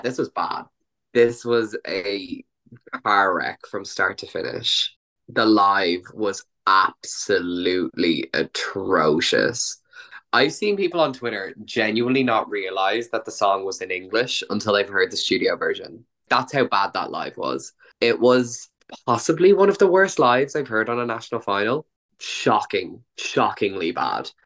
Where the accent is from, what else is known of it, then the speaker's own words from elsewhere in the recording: Ireland; As an Irish person